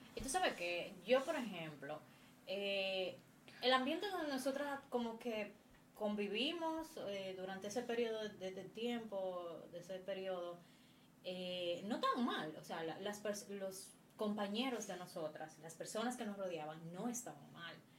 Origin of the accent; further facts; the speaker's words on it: Moca, Espaillat, Dominican Republic; moved away as an adult; now in Santo Domingo, Dominican Republic; mi ciudad natal Moca